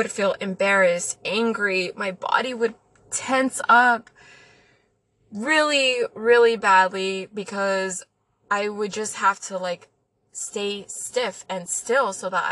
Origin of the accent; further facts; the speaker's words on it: El Paso, Texas, United States; I'm from El Paso. Okay, so my family is mainly Mexican. We grew up by the border